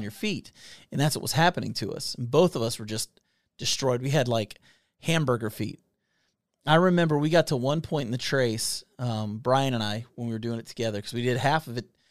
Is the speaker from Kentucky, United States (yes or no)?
yes; Kentucky, United States; We are two idiots from Kentucky